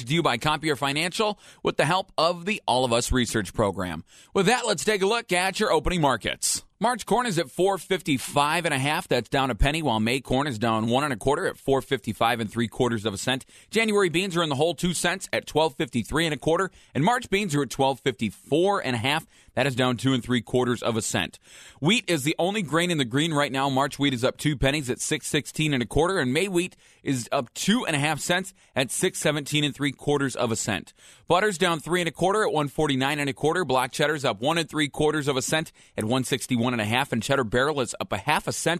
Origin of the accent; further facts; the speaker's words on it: Michigan, United States; now in Wisconsin, United States; I am originally from Michigan